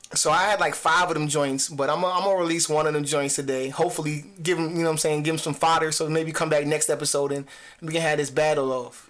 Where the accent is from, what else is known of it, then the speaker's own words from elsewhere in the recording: New Jersey, United States; I'm from Jersey